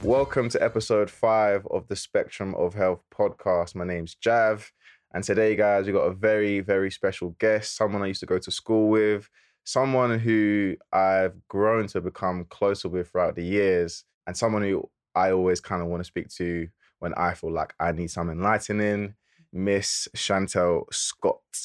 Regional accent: London, United Kingdom; we're from Lewisham

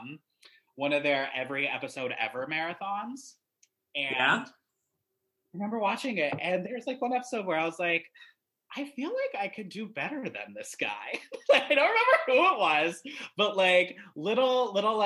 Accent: Greensboro, North Carolina, United States; also born or lived in Ames, Iowa; I was born in Iowa. We lived there for quite a bit of my youth. But right around, I think it was like fourth or fifth grade, we moved to North Carolina for a job opportunity for my parents

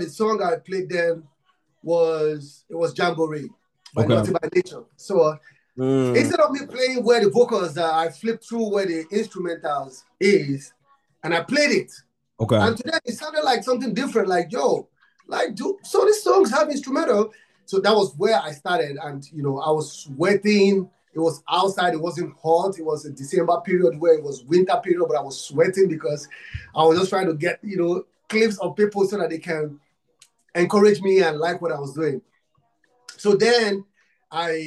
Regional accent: Nigeria; I'm from Africa, Nigeria. I'm from Nigeria

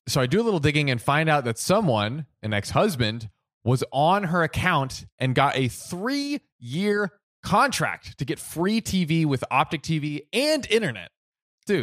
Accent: United States; I'm American

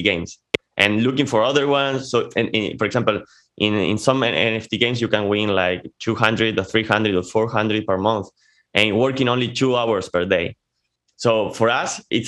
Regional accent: Argentina; first language Spanish; English is a second language; also born or lived in Córdoba, Argentina / Italy; I'm from Argentina. From the 0 to 5 years, I lived here in Cordoba.

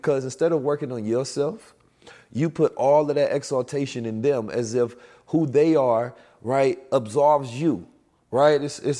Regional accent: Oakland, California, United States; also born or lived in St. Louis; I'm from Oakland, California, and St. Louis. I grew up in violent conditions.

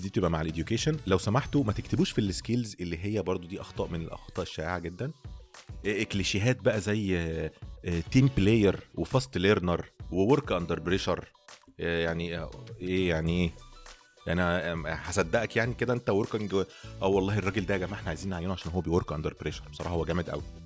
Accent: Egypt; بالشغل في مصر عندنا

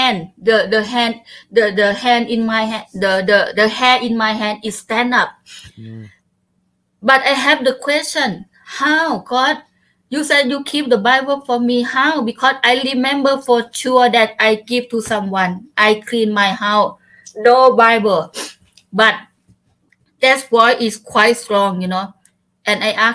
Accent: Chaiyaphum, Thailand; English is a second language; I back home in my hometown in Chaiyaphum province

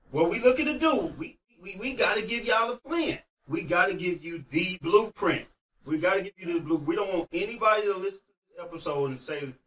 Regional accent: St. Louis, Missouri, United States; I'm from St. Louis, y'all.

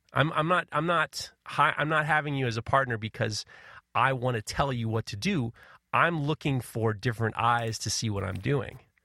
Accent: New York, United States; growing up in New York

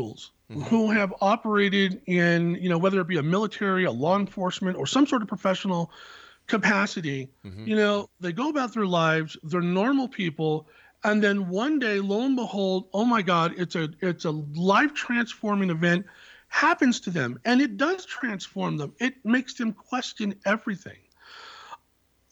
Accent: Silicon Valley, California, United States; I was born in the Silicon Valley

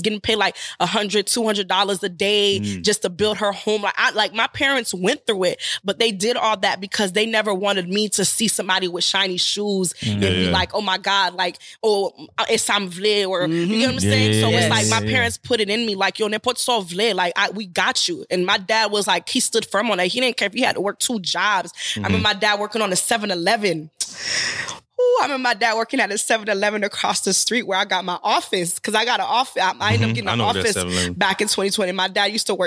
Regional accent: Haiti; moved away; also born or lived in Miami, Florida / Orlando, Florida; Okay, I'm originally from Haiti.

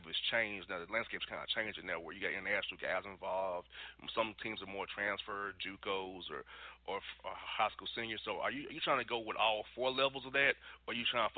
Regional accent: Atlanta, Georgia, United States; growing up in Atlanta

